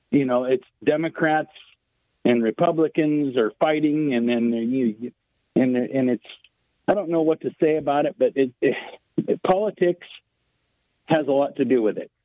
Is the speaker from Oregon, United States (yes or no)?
yes; Portland, Oregon, United States; now in Bellingham, United States; Portland, I grew up in Portland and played a lot of music in Seattle.